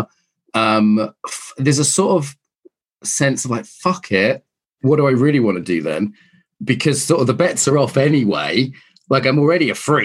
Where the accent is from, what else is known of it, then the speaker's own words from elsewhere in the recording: Ireland; I'm Irish